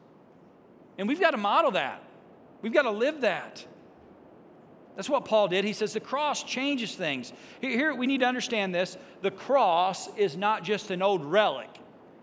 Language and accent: English; Greenville, Illinois, United States; Not from just Greenville, Illinois